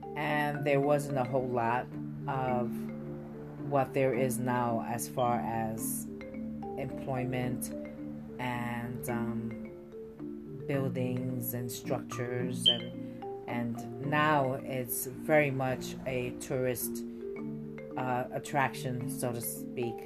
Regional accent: New York City, New York, United States; I myself was born and raised in New York City

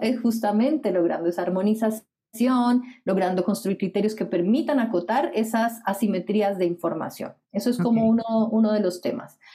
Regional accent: Colombia; moved away as an adult; now in Chile; Soy colombiana, como mencionaste. Llegué hace 10 años a Chile, por tanto ahora soy chilombiana.

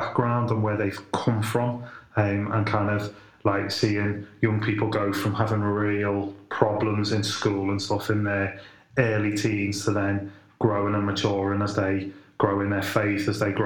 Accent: Liverpool, North West England, United Kingdom; now in Halesowen, United Kingdom; I'm originally from Liverpool, hope you can tell, but now based in Hales Owen, just outside of Birmingham

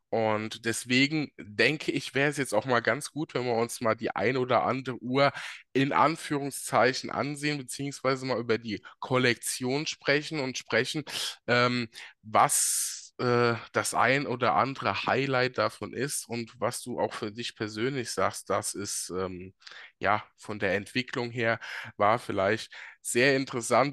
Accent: Germany; bei uns in Deutschland

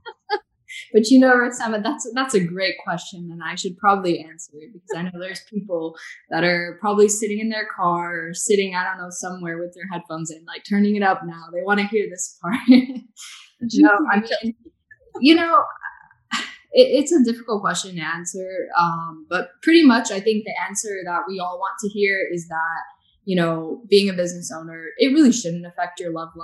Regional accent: the South, United States; I grew up in the South

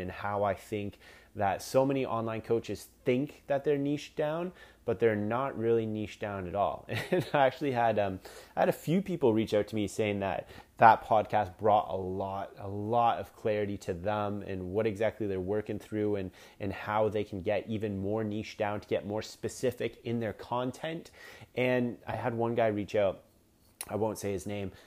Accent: Canada; I'm Canadian

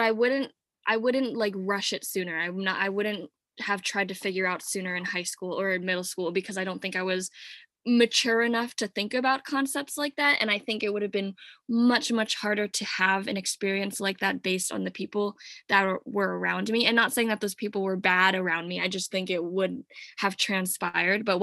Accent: Yardley, Pennsylvania, United States; also born or lived in Wuhan, China; I was brought up in Yardley, Pennsylvania

